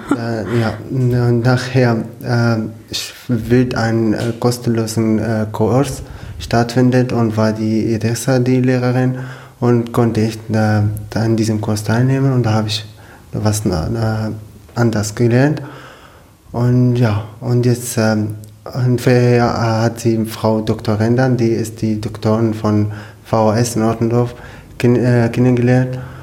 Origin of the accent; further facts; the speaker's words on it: Syria; German is a second language; moved away as an adult; now in Germany; ich komme aus Syrien. Ich bin seit fünf Jahren in Deutschland.